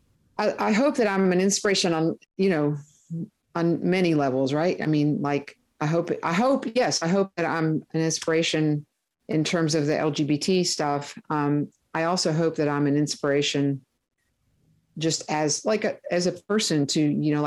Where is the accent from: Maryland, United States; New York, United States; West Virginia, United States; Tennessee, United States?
West Virginia, United States; near Huntington; I grew up near Huntington, West Virginia